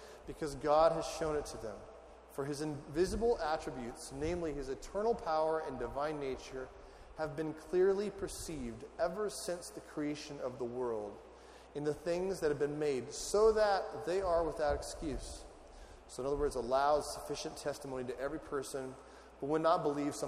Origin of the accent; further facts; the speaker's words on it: California desert, United States; moved away as an adult; now in Ohio, United States; I'm from California in the desert. I felt like at age 18, I'd done all the sweating I need to do for the desert.